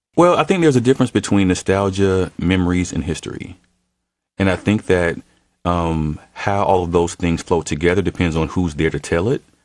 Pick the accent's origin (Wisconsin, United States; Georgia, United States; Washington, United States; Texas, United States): Georgia, United States; Atlanta; my mom and dad weren't from here. So I'm a first generation Atlantean in my own house